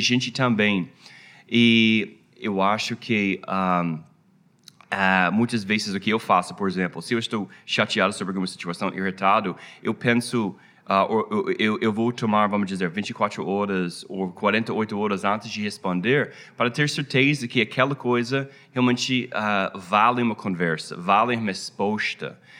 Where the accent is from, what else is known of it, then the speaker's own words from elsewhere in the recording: United States; Portuguese is a second language; also born or lived in Rio de Janeiro, Brazil; depois de 10 anos no Brasil, a nossa família voltou para a minha terra.